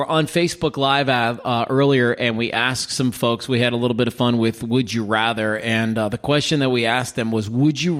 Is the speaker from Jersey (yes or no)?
no; Minnesota, United States; I grew up in Minnesota